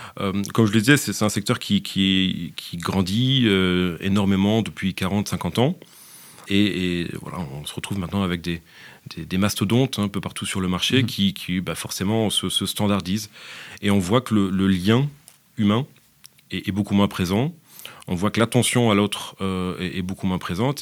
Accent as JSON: {"language": "French", "country": "France", "moved": "as an adult", "lives_now": "Belgium", "said": "Je suis français. je suis français, mais maintenant, après une dizaine d'années, je peux dire que je suis aussi franco-belge"}